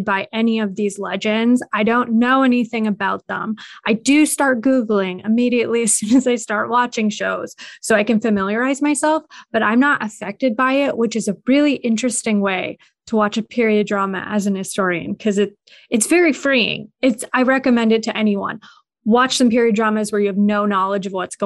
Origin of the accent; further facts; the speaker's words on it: Canada; as a Canadian